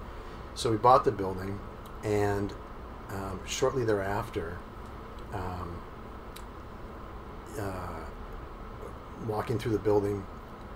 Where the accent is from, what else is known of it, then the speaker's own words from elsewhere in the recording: Milwaukee, Wisconsin, United States; moved away as an adult; now in Sarasota, United States; So I was born and raised in Milwaukee